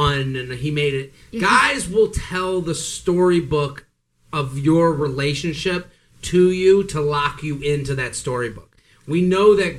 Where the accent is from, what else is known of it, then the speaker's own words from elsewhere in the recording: Boston, Massachusetts, United States; I'm from Boston